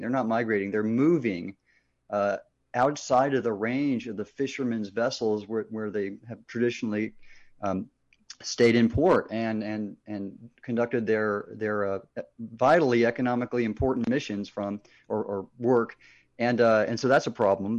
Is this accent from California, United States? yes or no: yes; Southern California, United States; I grew up in Southern California